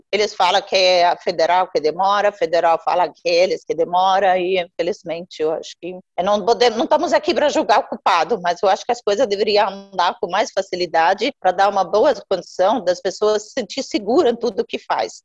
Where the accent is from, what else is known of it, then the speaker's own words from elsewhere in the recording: Jordan; Portuguese is a second language; moved away as an adult; now in Mogi das Cruzes, Brazil; Eu nasci, na verdade, na Jordânia.